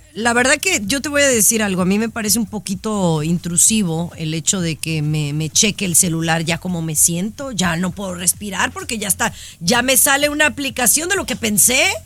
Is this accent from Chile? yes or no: no; Mexico; now in United States; sí soy mexicana y soy muy orgullosa